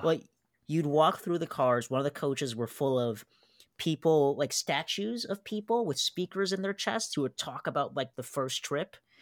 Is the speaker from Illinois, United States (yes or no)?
yes; Chicago, Illinois, United States; a Chicagoan. I mean, heck, I had my prom that, you know, close to that engine